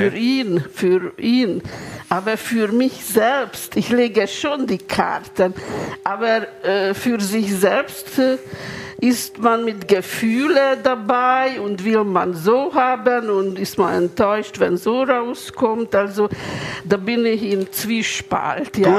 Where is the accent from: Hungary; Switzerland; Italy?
Hungary; Budapest; German is a second language; moved away as an adult; now in Munich, Germany; Ich bin in Ungarn geboren, in Budapest